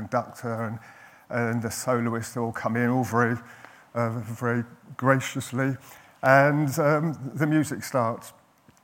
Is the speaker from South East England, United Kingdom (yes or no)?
no; London, United Kingdom; I was brought up in North London